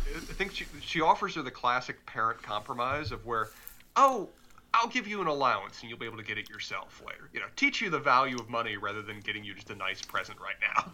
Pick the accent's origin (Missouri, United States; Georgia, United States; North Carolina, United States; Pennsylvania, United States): North Carolina, United States; Charlotte; accent: Southern; I'm from Charlotte, my accent is actually fairly mild when it comes to Southern